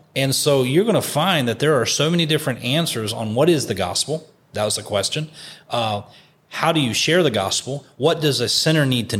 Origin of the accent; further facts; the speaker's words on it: West Virginia, United States; I'm from West Virginia, not my home church, but in West Virginia